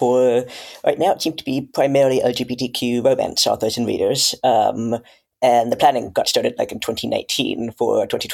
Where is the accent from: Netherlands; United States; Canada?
Canada; now in United Kingdom; I come from Canada. I'm now living in the UK